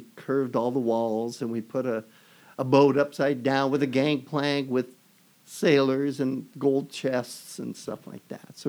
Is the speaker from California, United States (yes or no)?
yes; Sacramento, California, United States; also born or lived in San Antonio, Texas / Minnesota; I was born in San Antonio, Texas, and kind of raised in Sacramento. And went to Minnesota for a while with our service-connected relocation, and then back to Sacramento.